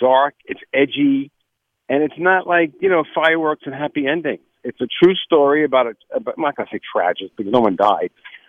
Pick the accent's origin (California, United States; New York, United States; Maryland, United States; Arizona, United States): New York, United States; I'm a New Yorker.